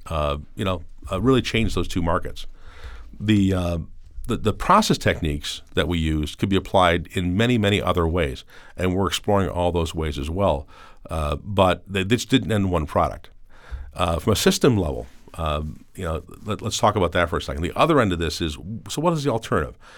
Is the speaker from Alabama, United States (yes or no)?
no; Cleveland, Ohio, United States; a kid growing up in Cleveland